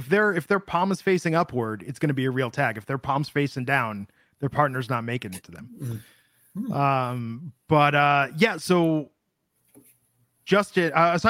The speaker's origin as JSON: {"language": "English", "region": "Midwest", "country": "United States", "tie": "born or raised there", "said": "I spent a lot of time growing up in the Midwest where, you know, it's not the like most popular like Jewish culture."}